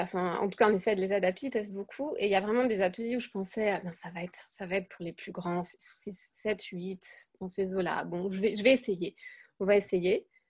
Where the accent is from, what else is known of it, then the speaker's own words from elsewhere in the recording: France; moved away as an adult; also born or lived in Germany; now in Siegburg, Germany; je suis française. J'habite en Allemagne depuis bien longtemps, 13 ans à peu près